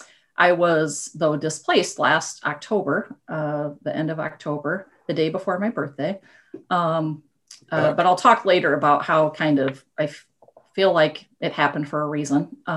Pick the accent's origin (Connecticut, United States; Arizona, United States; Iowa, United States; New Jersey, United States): Iowa, United States; Pocahontas; I'm from Pocahontas, graduated in 1987.